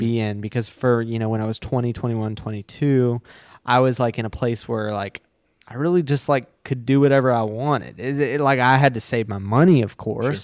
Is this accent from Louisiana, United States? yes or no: yes; Baton Rouge, Louisiana, United States; I live, I live in Baton Rouge, Louisiana